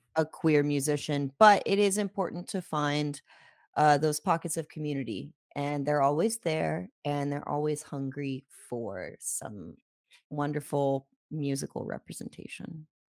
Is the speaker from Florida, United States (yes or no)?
yes; Jacksonville, Florida, United States; we're from the South